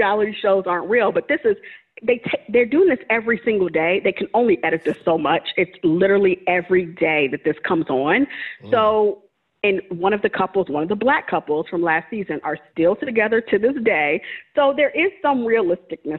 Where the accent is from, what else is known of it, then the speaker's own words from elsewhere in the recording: New Orleans, Louisiana, United States; I'm from New Orleans